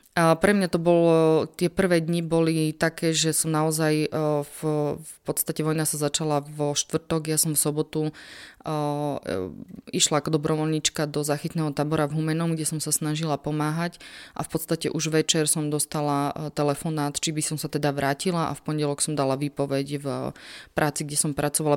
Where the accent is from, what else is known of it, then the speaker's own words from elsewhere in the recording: Slovakia; som sa na východnom Slovensku ako pracovnička UNHCR ocitla sama ako Slovenka